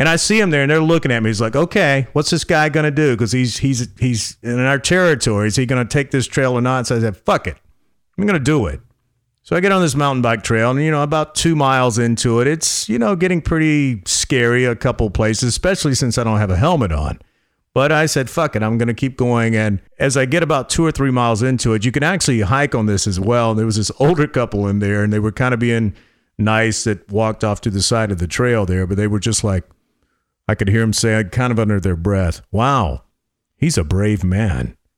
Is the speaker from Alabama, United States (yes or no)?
no; North Carolina, United States; now in Austin, United States; growing up in North Carolina on a farm